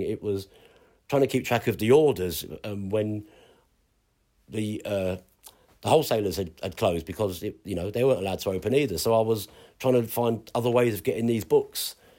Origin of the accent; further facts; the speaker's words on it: London, United Kingdom; moved away as an adult; now in Ipswich, United Kingdom; being a Londoner